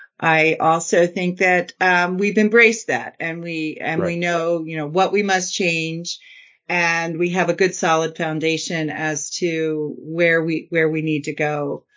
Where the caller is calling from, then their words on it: Lancaster, Pennsylvania, United States; I am in Lancaster, Pennsylvania.